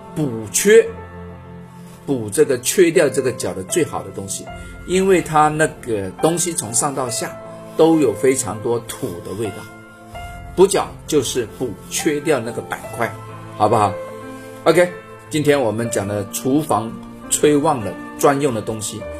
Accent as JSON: {"language": "Chinese", "country": "China", "said": "我们中国人一辈子花了很多心思去弄的"}